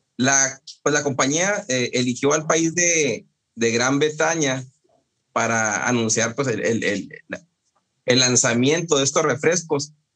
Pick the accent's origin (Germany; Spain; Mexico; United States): Mexico; Encarnación de Díaz, Jalisco; moved away; mi pueblo, a, La Chona